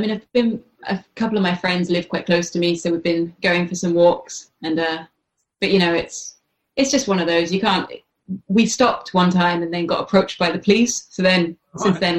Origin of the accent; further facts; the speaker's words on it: King's Lynn, East of England, United Kingdom; moved away as an adult; also born or lived in Hackney, London / Walthamstow, London; now in London, United Kingdom; me and Lauren, the bass player, we're from Kings Lynn.